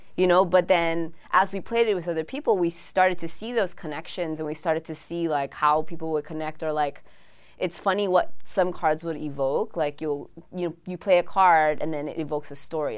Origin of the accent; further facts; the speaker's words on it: Oahu, Hawaii, United States; I'm from Oahu, and my friends are all, we're all from the Windward side